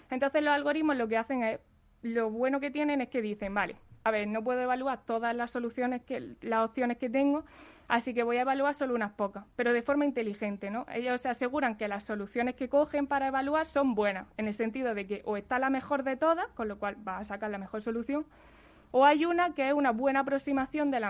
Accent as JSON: {"language": "Spanish", "town": "Jaén", "region": "Andalusia", "country": "Spain", "accent": "del sur", "moved": "yes", "said": "Yo soy de Jaén."}